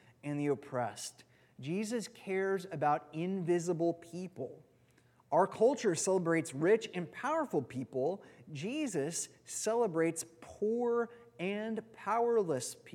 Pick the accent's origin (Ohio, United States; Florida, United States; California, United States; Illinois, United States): California, United States; moved away; where we grew up in California